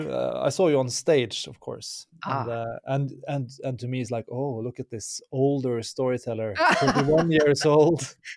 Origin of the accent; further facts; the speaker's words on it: Norway; English is a second language; Lost in celebration … from Norway.